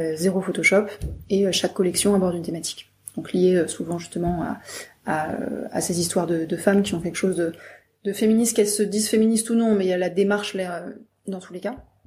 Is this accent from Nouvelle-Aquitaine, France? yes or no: no; Brittany, France; je viens de Bretagne